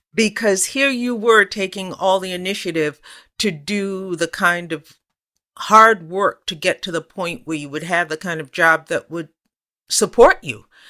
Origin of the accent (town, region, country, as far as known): United States; accent: American